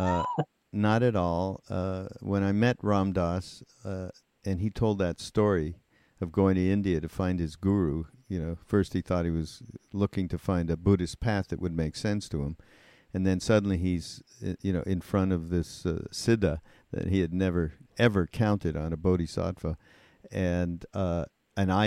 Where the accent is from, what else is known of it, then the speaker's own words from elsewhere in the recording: Montreal, Quebec, Canada; I'm from Montreal